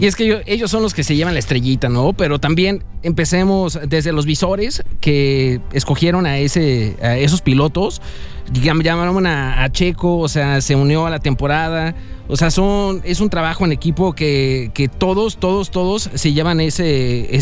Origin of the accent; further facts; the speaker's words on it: Mexico; nosotros como mexicanos